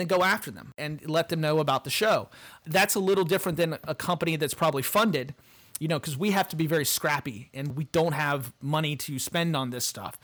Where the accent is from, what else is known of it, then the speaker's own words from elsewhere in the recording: Appalachia, United States; I'm from Appalachia.